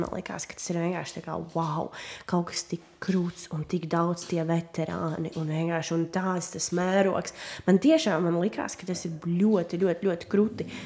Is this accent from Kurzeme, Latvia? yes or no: no; Daugavpils, Latgale, Latvia; first language Russian; Latvian is a second language; now in Riga, Latvia; esmu no Daugaupils. Uh, piedzimu Daugaupilī, izaugu Daugaupilī, mācījos Daugaupilī, pabeidzu Krievu skolu